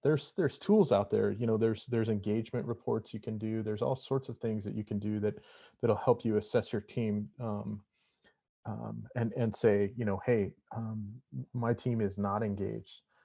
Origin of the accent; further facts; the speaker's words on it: Montana, United States; moved away; originally I'm from Montana